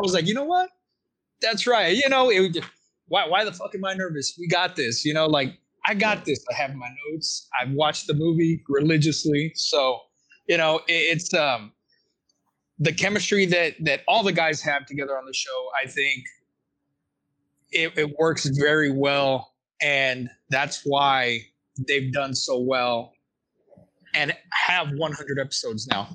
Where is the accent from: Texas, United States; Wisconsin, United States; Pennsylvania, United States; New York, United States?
Texas, United States; I'm from Texas